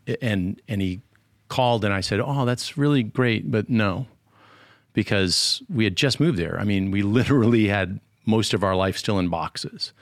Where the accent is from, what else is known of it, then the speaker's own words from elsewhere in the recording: Connecticut, United States; moved away as an adult; also born or lived in Massachusetts / Ohio / Louisiana / Nashville; I tell people I'm from Connecticut. I was born in Massachusetts, kinda grew up in Connecticut after fourth grade